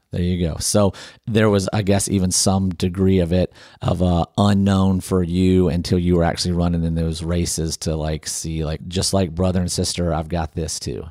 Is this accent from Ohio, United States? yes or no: yes; Northeast Ohio, United States; now in Nashville, United States; I grew up in Northeast Ohio